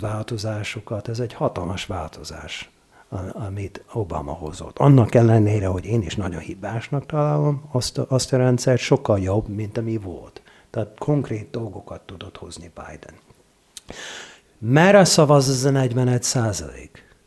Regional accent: Oregon, United States; Hungarian is a second language; moved away as an adult; now in Hungary; én olyan államban nőttem föl, ahol, ahol népszavazás van rendszeresen

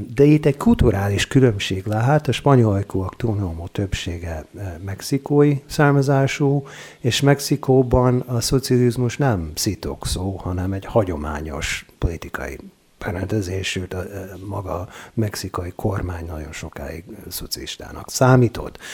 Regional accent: Oregon, United States; Hungarian is a second language; moved away as an adult; now in Hungary; én olyan államban nőttem föl, ahol, ahol népszavazás van rendszeresen

